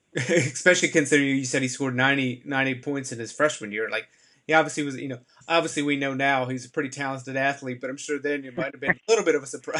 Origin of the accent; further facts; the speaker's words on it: North Carolina, United States; I grew up in North Carolina. I grew up you know baseball was my first sport. My schools did not have a lacrosse program.